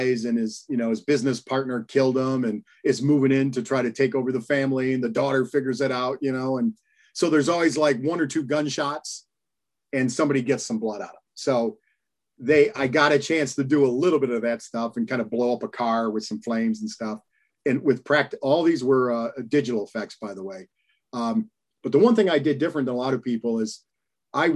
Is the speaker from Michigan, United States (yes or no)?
yes; Michigan, United States; I grew up in Michigan